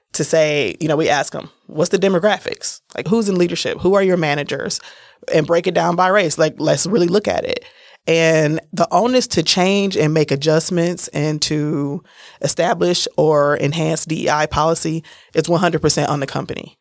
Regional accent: Milwaukee, Wisconsin, United States; accent: a little bit country; also born or lived in San Francisco; I'm from Milwaukee. I'm a Milwaukee native. I was born in San Francisco, but I've been here since I was six weeks old

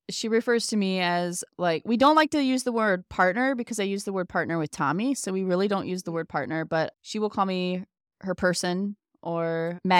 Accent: Ohio, United States; also born or lived in Indiana; I do know as soon as we moved from Indiana to Ohio, I started feeling more like a kid, more like myself, and kind of got away.

